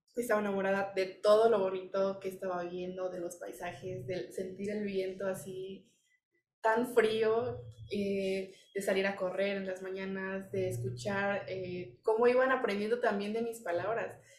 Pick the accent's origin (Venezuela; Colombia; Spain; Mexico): Mexico; pues de México.